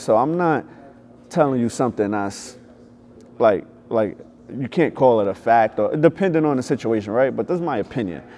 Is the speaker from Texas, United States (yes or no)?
no; New York, United States; I grew up in New York